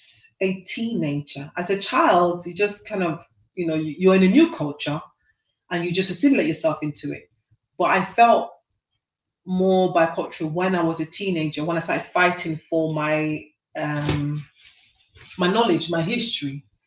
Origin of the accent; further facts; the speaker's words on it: United Kingdom; I am British, but I feel inside me I'm more a Nigerian girl.